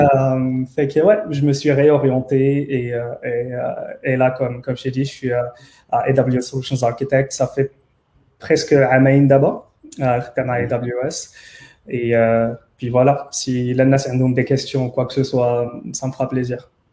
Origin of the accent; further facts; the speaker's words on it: Morocco; parce que عارفين que je suis marocain